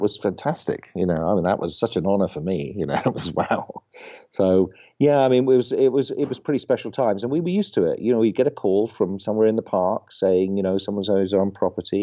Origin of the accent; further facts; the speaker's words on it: United Kingdom; moved away as an adult; now in United States; I was actually born in the UK, so I come from an entertainment family